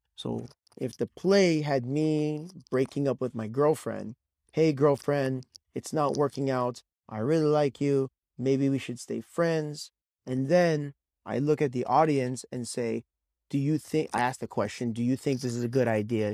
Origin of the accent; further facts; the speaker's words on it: California, United States; I am originally from California